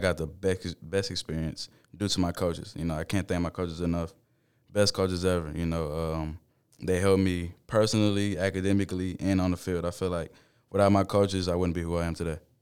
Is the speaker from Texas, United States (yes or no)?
yes; Baytown, Texas, United States; I grew up in Baytown.